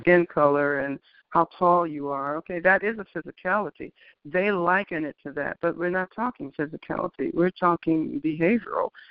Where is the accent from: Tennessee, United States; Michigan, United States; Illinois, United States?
Michigan, United States; Detroit; also born or lived in Greensboro, North Carolina; I was born in Greensboro, North Carolina, but basically I was raised in Detroit